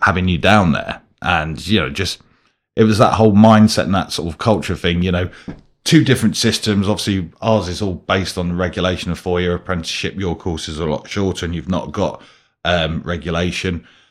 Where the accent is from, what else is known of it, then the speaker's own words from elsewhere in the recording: United Kingdom; I'm British